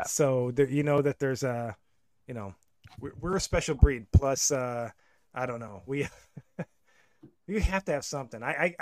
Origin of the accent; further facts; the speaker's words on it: Buffalo, New York, United States; moved away; also born or lived in St. Louis; growing up in Buffalo